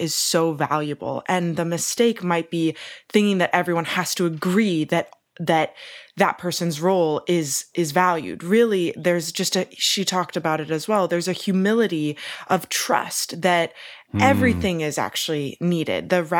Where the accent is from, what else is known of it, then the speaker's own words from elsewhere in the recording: United States; as an American